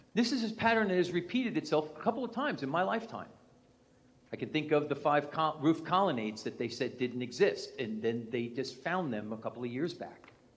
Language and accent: English; New York, United States; accent: New York; moved away; my New York English